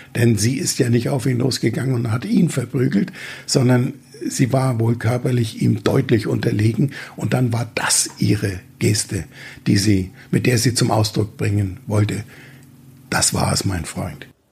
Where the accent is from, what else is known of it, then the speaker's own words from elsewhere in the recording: Franconia, Bavaria, Germany; wie man als Franke sagt